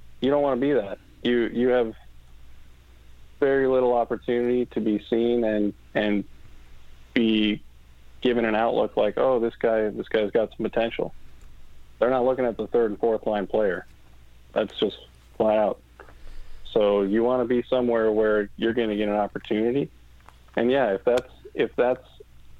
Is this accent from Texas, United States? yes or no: no; Minnesota, United States; everyone growing up in Minnesota, you see the Minnesota State High School Tournament, and that's like the dream. I mean, I dreamed of playing in that.